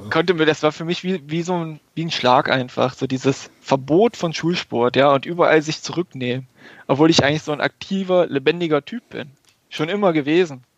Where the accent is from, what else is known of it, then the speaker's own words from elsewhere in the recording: Germany; also born or lived in Göttingen; nach Göttingen, also 20, 25 Kilometer von meinem Geburtsort entfernt